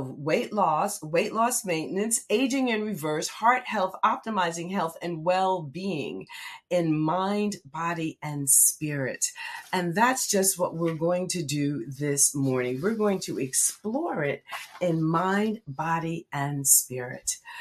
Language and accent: English; Red Bank, New Jersey, United States; Red Bank is in the house, my hometown.